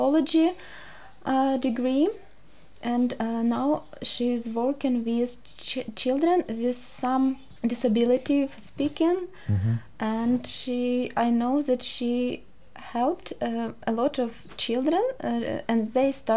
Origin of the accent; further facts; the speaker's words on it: Kyiv, Ukraine; English is a second language; moved away as an adult; also born or lived in Russia; now in Hobart, Australia; I was born in Russia. But my grandmother, grandfather from Kyiv. Originally, and after I have been living in Kyiv since 3 years old